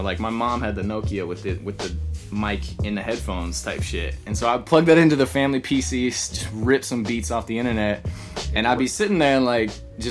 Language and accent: English; Los Angeles, California, United States; I was born in L.A.